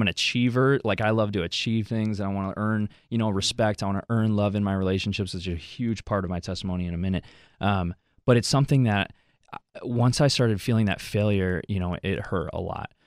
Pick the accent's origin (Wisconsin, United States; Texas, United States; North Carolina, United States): Wisconsin, United States; also born or lived in Mexico City, Mexico; I grew up here in Wisconsin, for, for all my life